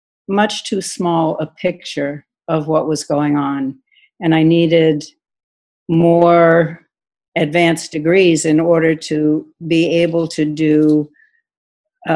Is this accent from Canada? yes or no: no; Marblehead, Massachusetts, United States; moved away as an adult; I grew up in Marblehead, Massachusetts